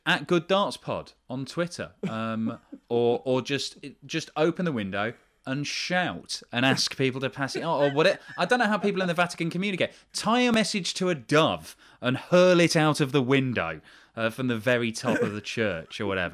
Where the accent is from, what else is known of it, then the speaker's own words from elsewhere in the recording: United Kingdom; as a British person